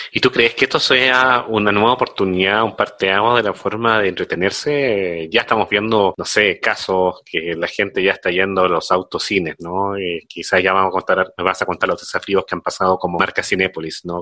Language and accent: Spanish; Chile; moved away as an adult; also born or lived in Peru; now in Mexico; yo soy de Chile, llevo acá en México 12 años